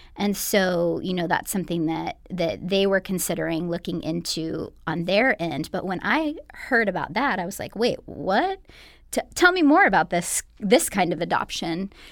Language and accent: English; Bakersfield, California, United States; now in Los Angeles, United States; I am, uh, originally from Bakersfield, so not too far away from L A, but I've been here for the past, uh, eleven